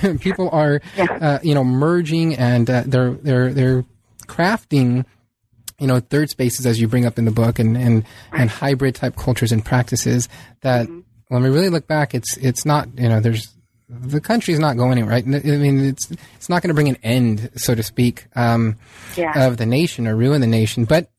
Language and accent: English; San Diego, California, United States; I mean, I grew up in San Diego, and there's a very small Little Italy there